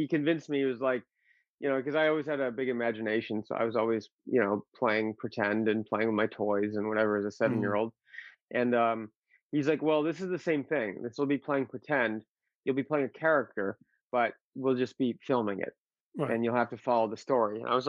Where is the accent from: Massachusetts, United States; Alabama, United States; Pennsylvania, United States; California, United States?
Massachusetts, United States; born there; also born or lived in Arizona; Actually, I was born in Massachusetts.